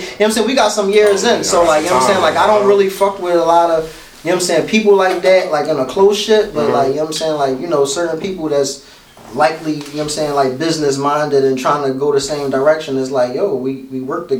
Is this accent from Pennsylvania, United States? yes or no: yes; Philadelphia, Pennsylvania, United States; I'm from South Philly, born and raised.